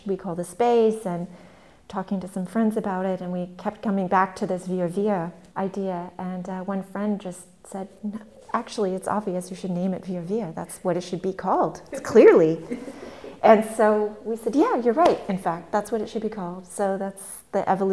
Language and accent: English; California, United States; now in Berlin, Germany; coming from the States and living here, growing up in California